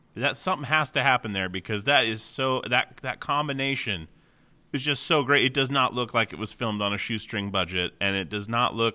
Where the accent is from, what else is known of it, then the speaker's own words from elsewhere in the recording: Alaska, United States; I'm from Alaska. I grew up in Alaska. I'm 35